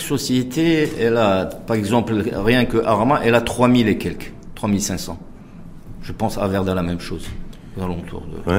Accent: Casablanca, Casablanca-Settat, Morocco; nous, on est des Casablancais

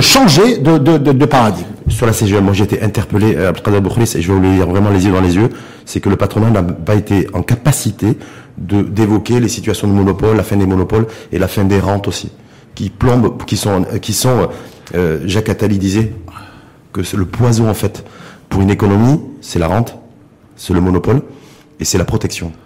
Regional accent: Morocco; chez nous, au Maroc

